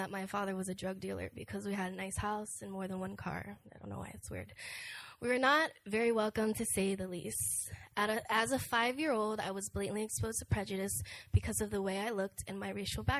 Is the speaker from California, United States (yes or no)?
no; Pennsylvania, United States; also born or lived in Massachusetts; I was born in Massachusetts to an interracial couple. My mother is Korean and my father is African American. When I was younger, we moved to Pennsylvania to a small town in a nice neighborhood that was predominantly Caucasian.